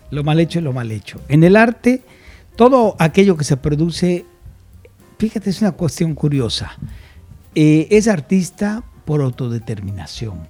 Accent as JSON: {"language": "Spanish", "region": "Yucatán", "country": "Mexico", "also_born_or_lived": "Mexico City", "moved": "as an adult", "said": "Yo no soy yucahuach, como alguien me dijo una vez, yo soy yucateco"}